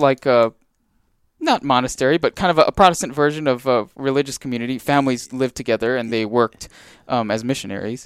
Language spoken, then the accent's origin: English; Big Island, Hawaii, United States; I grew up on the Big Island